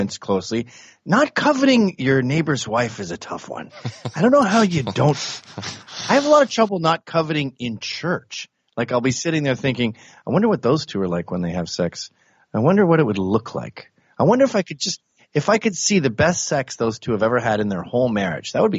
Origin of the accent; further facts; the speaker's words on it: Canada; moved away as an adult; also born or lived in England; now in New York City, United States; I was born in England. I grew up in Canada, moved to America when I was 29.